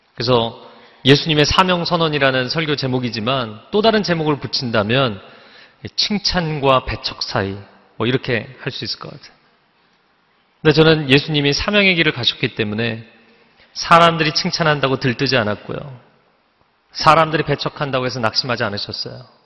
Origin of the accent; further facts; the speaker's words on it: Seoul, South Korea; 제가 어린 시절에 잠실에 살았는데